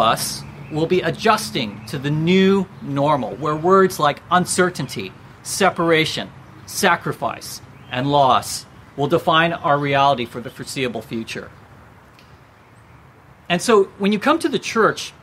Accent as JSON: {"language": "English", "country": "United States", "said": "I'm Asian American"}